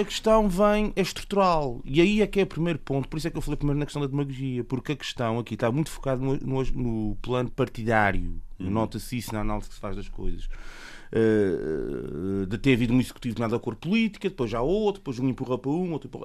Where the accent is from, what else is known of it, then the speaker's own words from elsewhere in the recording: Terceira, Azores, Portugal; eu, enquanto terceirense, eh, vivo aqui na terceira